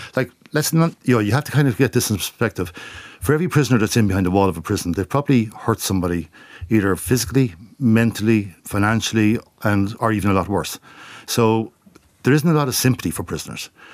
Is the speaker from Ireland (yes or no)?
yes; Portlaoise, Leinster, Ireland; when I grew up in Port Leash, I grew up four hundred metres from Port Leash prison